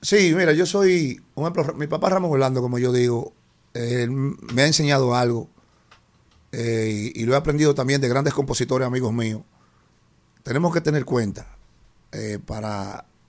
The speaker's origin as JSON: {"language": "Spanish", "country": "Dominican Republic", "said": "mi República Dominicana"}